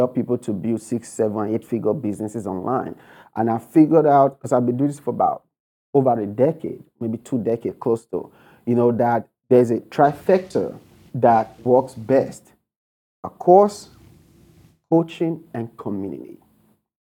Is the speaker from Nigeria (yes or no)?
yes; Nigeria; moved away as an adult; now in United States; I was born and raised in Nigeria. You can tell from my accent. So I came to America with only $100 and a suitcase of clothes